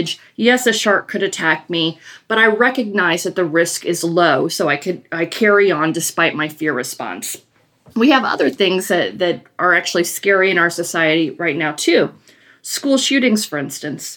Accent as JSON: {"language": "English", "town": "Chicago", "region": "Illinois", "country": "United States", "tie": "born or raised there", "said": "Ansel and I grew up in Chicago"}